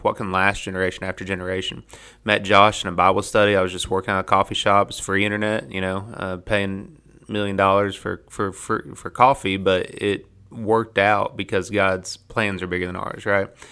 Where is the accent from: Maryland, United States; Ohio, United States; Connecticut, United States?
Ohio, United States; moved away as an adult; I was raised in Ohio, but, uh, but, you know, my family's got the hillbilly highway history